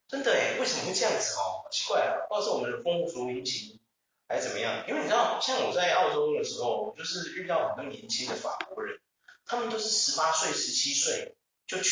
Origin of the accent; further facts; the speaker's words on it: Taiwan; 会不会我们台湾人就是，我们离不开钱？